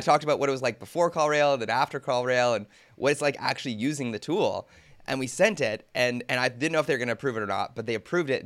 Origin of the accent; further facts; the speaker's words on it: Canada; as a Canadian